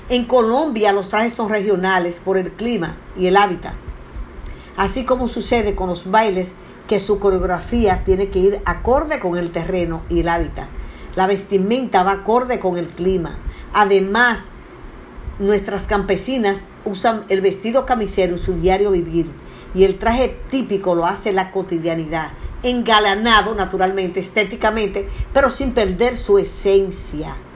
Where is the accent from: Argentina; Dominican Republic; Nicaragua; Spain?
Dominican Republic; en vista de que la influencia más marcada es la hispánica y nosotros somos dominicanos, criollos.